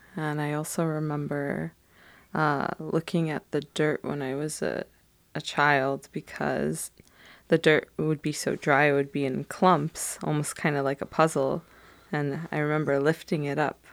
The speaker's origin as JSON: {"language": "English", "town": "Detroit", "region": "Michigan", "country": "United States", "tie": "born or raised there", "also_born_or_lived": "Frankfurt, Germany / Phoenix, Arizona", "said": "when we first moved to Michigan, we were in Highland Park area, which is right in Detroit."}